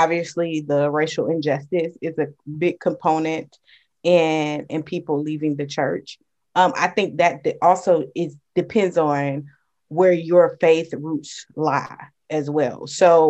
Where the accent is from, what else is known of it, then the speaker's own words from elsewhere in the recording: Jacksonville, Florida, United States; So I'm from Jacksonville, Florida, PK, pastor's kid, born and raised here, went to the University of North Florida